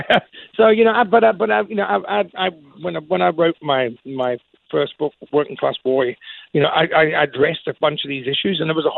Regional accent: Scotland, United Kingdom; I'm a proud Scotsman

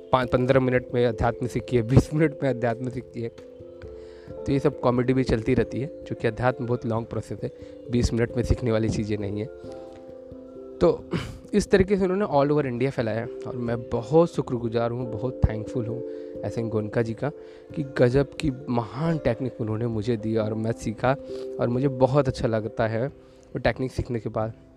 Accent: Varanasi, Uttar Pradesh, India; मैं वाराणसी से बिलोंग करता हूँ

